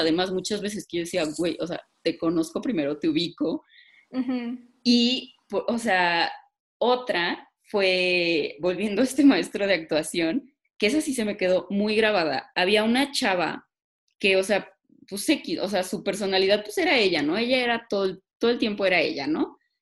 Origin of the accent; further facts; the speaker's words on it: Mexico; siendo mujeres mexicanas